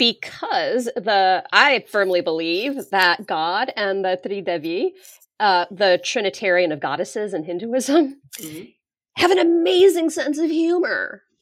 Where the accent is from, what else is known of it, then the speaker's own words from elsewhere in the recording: Denver, Colorado, United States; I grew up in Denver, right. Colorado, where there was no like South Asian population really.